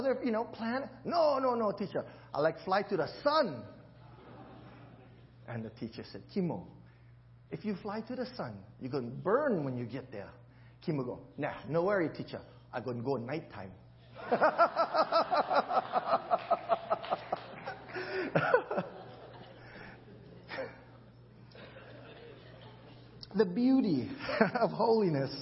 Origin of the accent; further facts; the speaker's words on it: Honolulu, Hawaii, United States; accent: Kalihi; it's my Kalihi accent